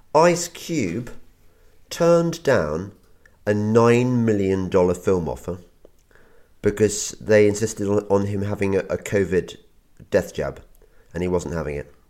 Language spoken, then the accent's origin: English; England, United Kingdom; as an Englishman